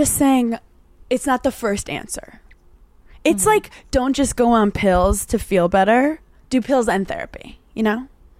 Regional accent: New York, United States; we're from New York.

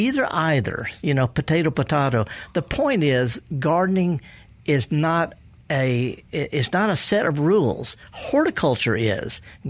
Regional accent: the South, United States; But, you know, I'm from the South. I can't say soil.

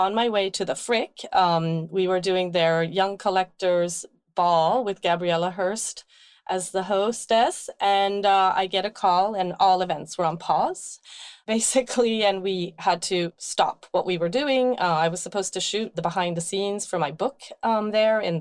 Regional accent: Sweden; now in Brooklyn, United States; growing up in Sweden, we would just go out on the field and pick forage

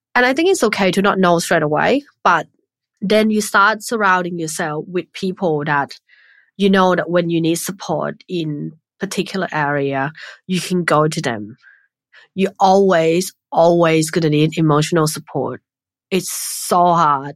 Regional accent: Thailand; when I was growing up in Thailand

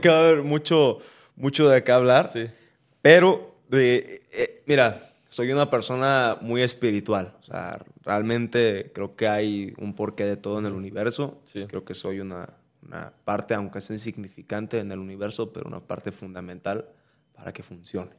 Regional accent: Mexico; nosotros eh, como mexicanos

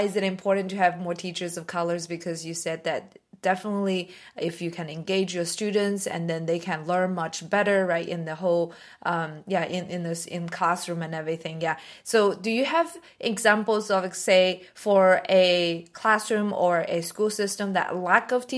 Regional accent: China; moved away; also born or lived in Southern United States; I am Chinese.

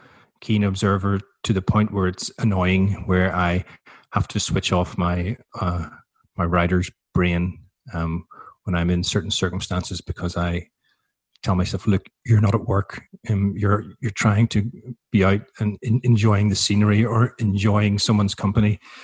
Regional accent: Ireland; now in Melbourne, Australia; And I thought, even though I'm Irish, it might not be the wisest time to go and live in Chile. So we came to Melbourne and I ended up staying here

